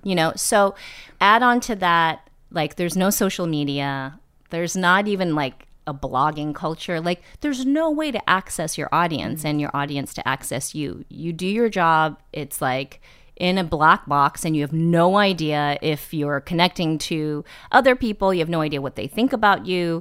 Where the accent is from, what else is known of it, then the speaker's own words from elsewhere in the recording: East Bay, Bay Area, Northern California, United States; moved away; also born or lived in New York; I grew up in the Bay Area in Northern California in the East Bay